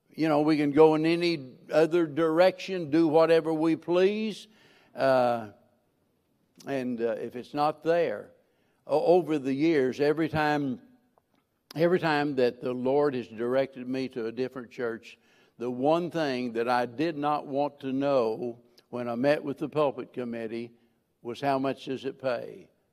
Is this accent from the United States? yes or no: yes; the Ozarks, United States; moved away; I was born and raised in the Ozarks, and I love it, and I'm going back